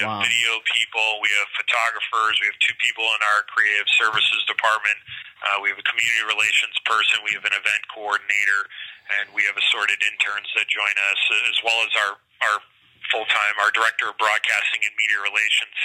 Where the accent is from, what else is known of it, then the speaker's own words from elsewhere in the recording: Rochester, New York, United States; moved away as an adult; also born or lived in Lowell, Massachusetts / Rockford, Illinois; now in Bakersfield, United States; I'm from Rochester, New York